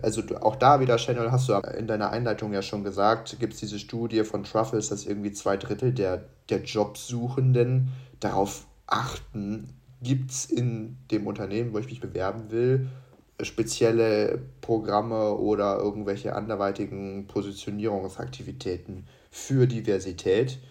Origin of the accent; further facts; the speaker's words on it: Munich, Bavaria, Germany; bin aus München, also aus Bayern